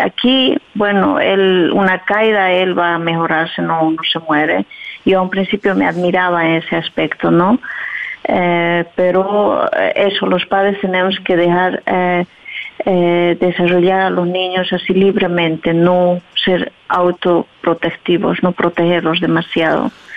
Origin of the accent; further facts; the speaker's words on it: southern Bolivia, Bolivia; moved away as an adult; now in Bergschenhoek, Netherlands; Yo soy de Bolivia, soy del sur de Bolivia, que se llama Pisa y vivo por aquí a 21 años